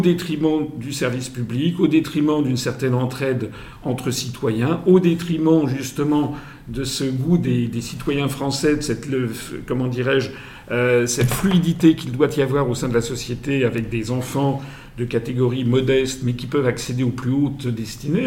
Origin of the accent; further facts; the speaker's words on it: France; je suis français, euh, mes, quatre grands-parents venaient des quatre coins de France.